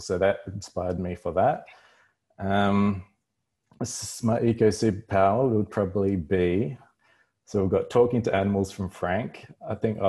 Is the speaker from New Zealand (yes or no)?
yes; New Zealand; now in Australia; I am from New Zealand, but currently living in Australia